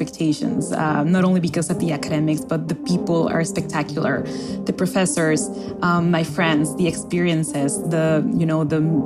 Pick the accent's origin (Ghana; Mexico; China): Mexico; Mexico City; moved away as an adult; now in Cambridge, United States; I am an international student at Harvard University. I am doing a master's in public administration and international development at Harvard Kennedy School, and I am from Mexico City